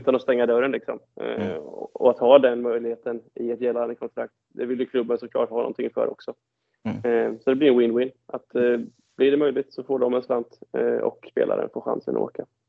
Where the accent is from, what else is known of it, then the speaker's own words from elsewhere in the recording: Tranås, Jönköping County, Sweden; jag var en riktig idrottsgrabb när jag var liten hemma i Tranås